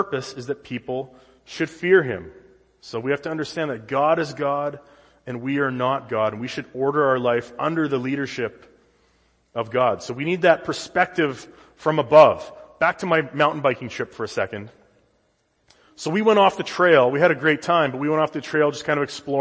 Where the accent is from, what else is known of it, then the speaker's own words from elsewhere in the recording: Saskatchewan, Canada; now in United States; growing up in Saskatchewan